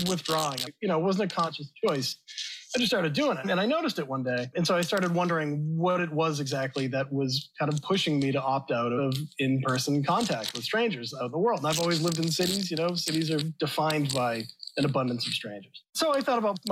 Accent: Boston, Massachusetts, United States; I grew up in Boston

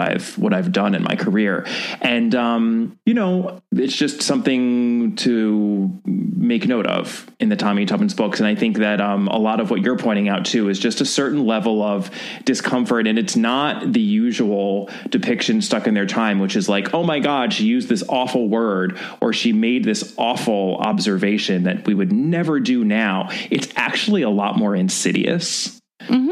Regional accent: United States; as an American in 2021

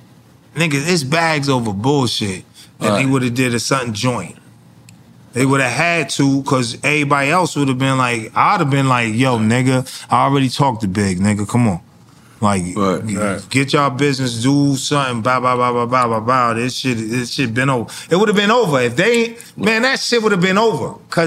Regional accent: New Jersey, United States; I came from Jersey, and the homie in the 500E

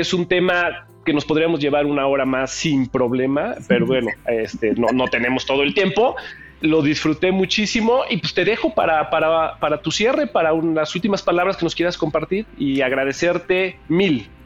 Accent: Mexico; como mexicano

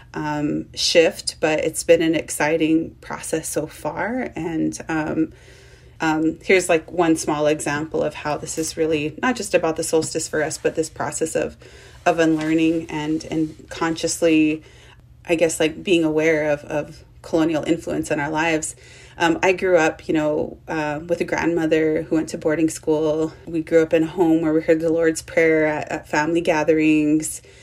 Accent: United States; I grew up on the Shoshone Paiute Reservation and on the Duck Valley Indian Reservation in Idaho and Nevada

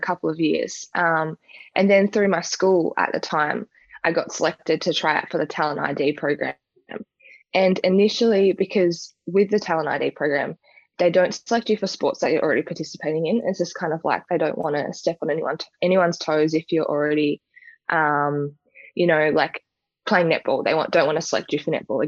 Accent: Perth, Tasmania, Australia; Perth's a very small little town, and I've grown up there for most of my life

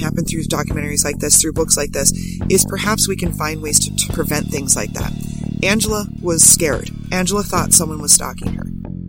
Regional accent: Minot, North Dakota, United States; also born or lived in St. Paul, Minnesota / Grand Forks, North Dakota; I'm originally from North Dakota. I was born in St. Paul, Minnesota, and then moved to Minot when I was three. And I graduated from Minot High School

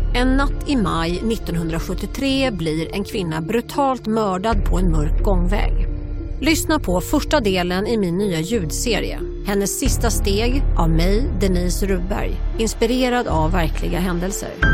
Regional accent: Sweden; now in United States; jag är ju svensk

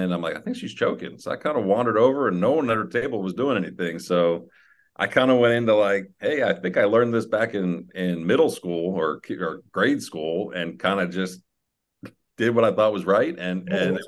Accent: New Jersey, United States; I grew up in New Jersey.

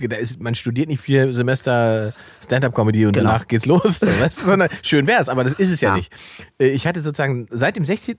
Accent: Salzwedel, Saxony-Anhalt, Germany; meiner Heimatstadt Salzwedel, da wo ich ursprünglich mhm. herkomme

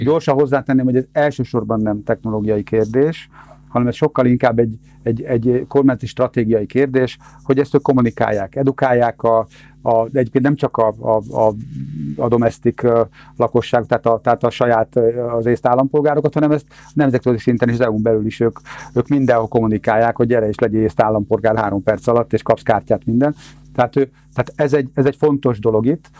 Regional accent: Hungary; mi, mint magyar állampolgárok

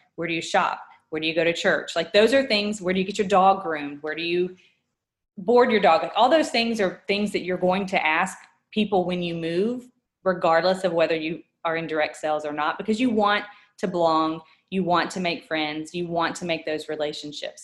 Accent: Georgia, United States; moved away as an adult; also born or lived in Washington State; We're both born and raised in Georgia, my husband and I, and had never moved or left the state outside of vacationing

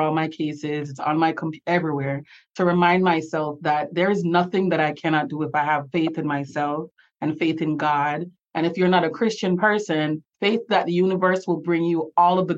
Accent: Jamaica; accent: Jamaican; now in Florida, United States; I have the blessing of being from one of the most beautiful places on earth. And I love being Jamaican

